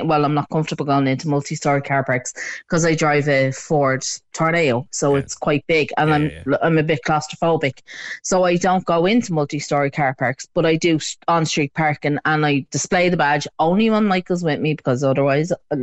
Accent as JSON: {"language": "English", "town": "Dublin", "region": "Leinster", "country": "Ireland", "moved": "yes", "said": "I'm actually originally from Crumlin, which is right around the corner from the hospital"}